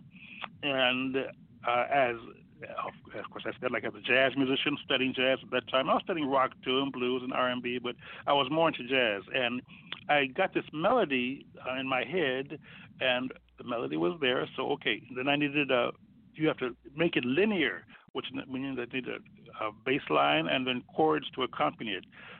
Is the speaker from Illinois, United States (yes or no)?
yes; Chicago, Illinois, United States; I grew up on Woodlawn Avenue, actually, in Blackstone, where our high school was, 3-4 blocks away. So that was our neighborhood, Hyde Park